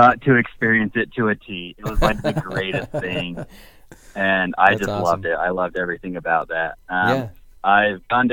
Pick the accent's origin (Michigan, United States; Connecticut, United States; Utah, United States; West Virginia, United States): Utah, United States; I'm from Utah